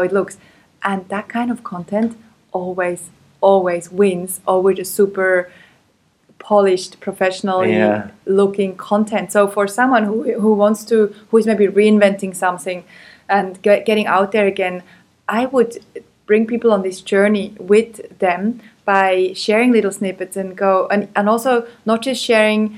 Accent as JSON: {"language": "English", "country": "Switzerland", "tie": "born or raised there", "said": "I'm a white girl. I grew up in Switzerland"}